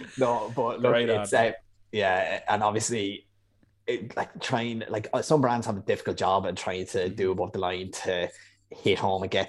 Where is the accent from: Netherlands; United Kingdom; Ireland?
Ireland; moved away as an adult; an Irishman who started during COVID working remotely